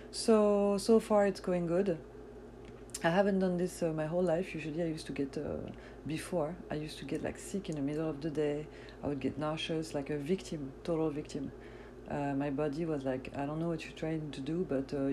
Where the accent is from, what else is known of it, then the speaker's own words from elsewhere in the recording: France; born there; As you know, yes, I was born in France, but my parents are Algerian from North Africa, so we fast, you know, Muslim people.